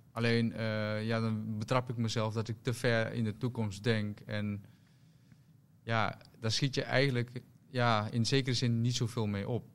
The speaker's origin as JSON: {"language": "Dutch", "town": "Rotterdam", "region": "South Holland", "country": "Netherlands", "said": "ik kom uit Rotterdam."}